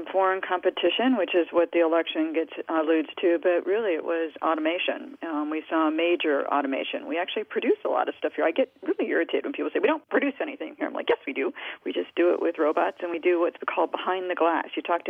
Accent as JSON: {"language": "English", "town": "Detroit", "region": "Michigan", "country": "United States", "tie": "born or raised there", "said": "I think back to the 1970s when I was growing up in the Detroit area"}